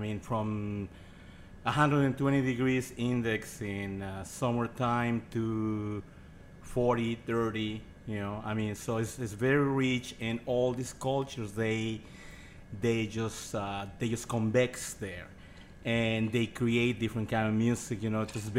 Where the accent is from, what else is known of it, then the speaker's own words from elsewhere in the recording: Mexico; You know, I'm very Indian looking, but I don't understand any of them. I mean, I'm more like a mestizo